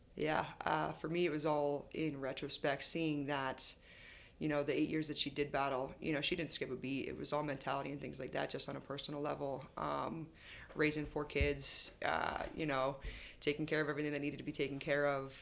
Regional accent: New Jersey, United States; moved away as an adult; also born or lived in Midwest; I'm originally from New Jersey

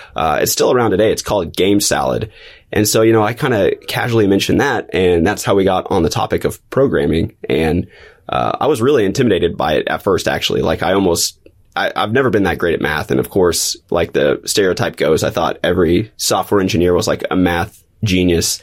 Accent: Springfield, Missouri, United States; I've been in Missouri, Southwest Missouri, since, since kindergarten

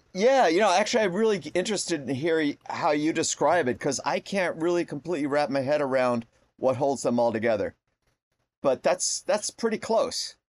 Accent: Connecticut, United States; I grew up in Connecticut

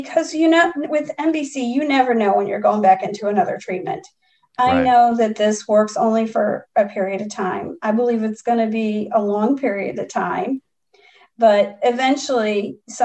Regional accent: Chicago, Illinois, United States; moved away; I'm originally from Chicago

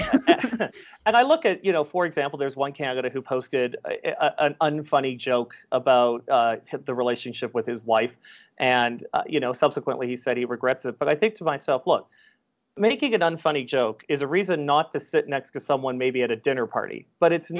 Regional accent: Calgary, Alberta, Canada; my hometown of Calgary

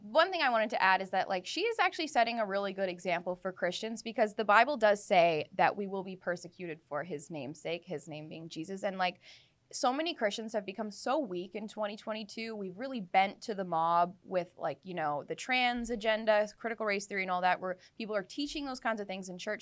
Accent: Abbotsford, British Columbia, Canada; my hometown of Abbotsford

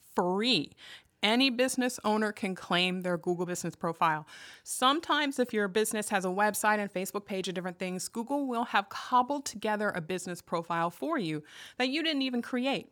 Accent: Arlington, Virginia, United States; moved away as an adult; also born or lived in Loudoun County, Virginia; now in Denton, Maryland, United States; was born and raised in Arlington, and I've spent most of my life in Northern Virginia

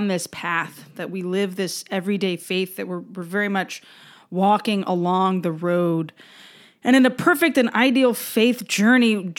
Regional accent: Louisiana, United States; I live in Southwest Louisiana, a very Catholic area of the country. My home state has 7 dioceses

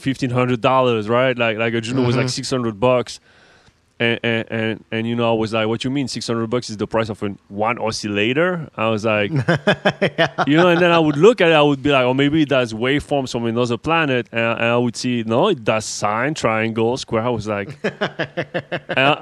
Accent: Paris, Île-de-France, France; accent: French; English is a second language; moved away; I'm French, right? As you can hear, or not. I'm from Paris, born

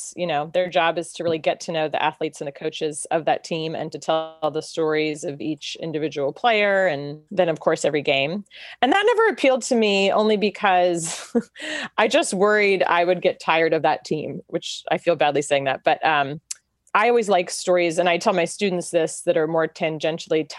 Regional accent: Chapel Hill, North Carolina, United States; I grew up in Chapel Hill

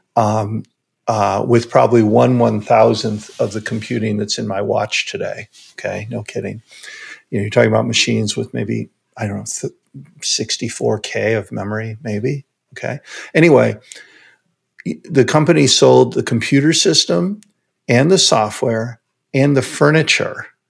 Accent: Chicago, Illinois, United States; I grew up in Chicago

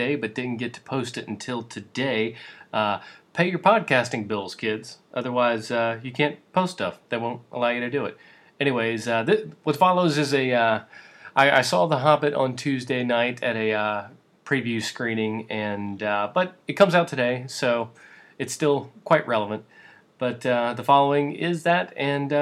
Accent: the South, United States; that's the Southern boy in me. I was brought up in the South.

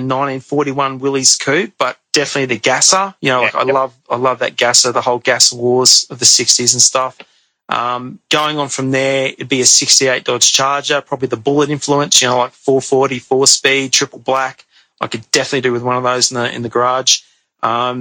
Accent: Brisbane, Queensland, Australia; I grew up in the Gap in Brisbane

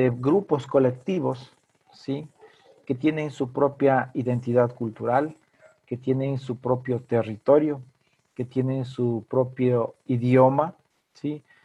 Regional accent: Ecuadorian Amazon, Ecuador; soy quichua de la Amazonía ecuatoriana.

